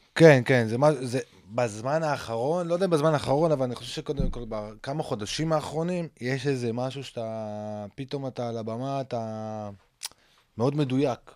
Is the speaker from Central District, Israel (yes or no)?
no; Safed, Northern District, Israel; גדלתי בצפת